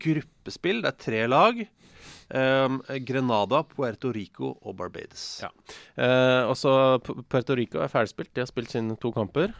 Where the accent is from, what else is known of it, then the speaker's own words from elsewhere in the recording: Molde, Møre og Romsdal, Norway; jeg er født i Molde